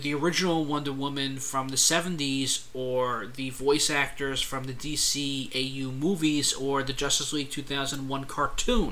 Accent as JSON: {"language": "English", "region": "New York", "country": "United States", "tie": "born or raised there", "said": "I grew up, I'm a New Yorker"}